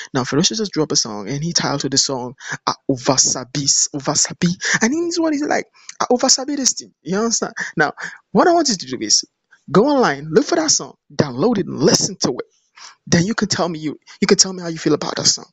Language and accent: English; Nigeria; I'm from Nigeria.